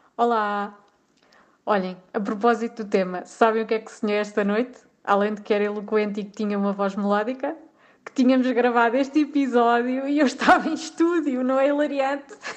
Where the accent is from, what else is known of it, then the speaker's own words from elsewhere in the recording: Portugal; moved away as an adult; sou portuguesa